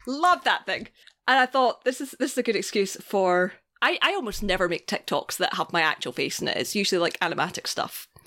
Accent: Scotland, United Kingdom; I am Scottish

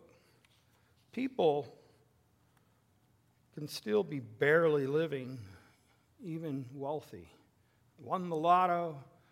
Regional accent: the West, United States; moved away; where I grew up in the West

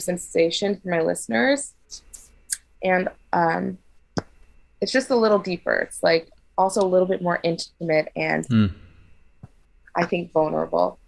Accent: New York, United States; also born or lived in Los Angeles; I was born in New York

